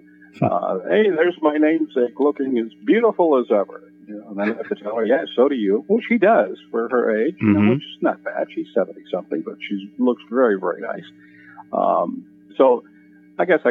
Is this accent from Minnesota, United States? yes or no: yes; Minnesota, United States; moved away; I grew up in Minnesota